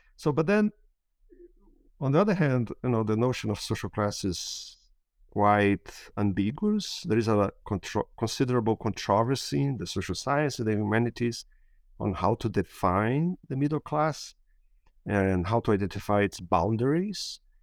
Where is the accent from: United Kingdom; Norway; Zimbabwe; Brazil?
Brazil; Brasília, Federal District; moved away; I was born and raised in Brasília